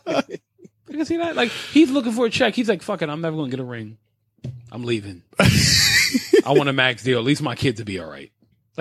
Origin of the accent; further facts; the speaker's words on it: New York, United States; I'm a New Yorker at heart. So like, regardless, I was born and raised here.